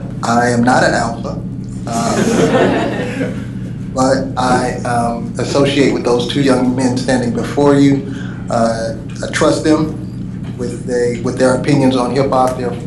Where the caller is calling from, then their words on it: Berkeley, California, United States; I'm broadcasting live from Berkeley, California.